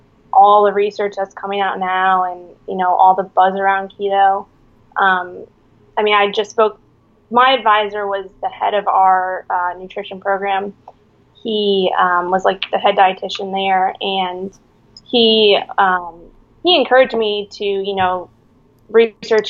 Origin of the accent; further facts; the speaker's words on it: New York City, New York, United States; moved away as an adult; also born or lived in Miami, Florida / Virginia; now in San Diego, United States; I'm originally from Manhattan, New York. I was born and raised there